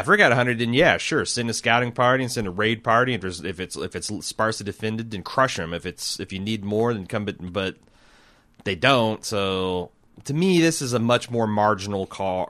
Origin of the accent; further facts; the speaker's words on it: Ohio, United States; I'm from Ohio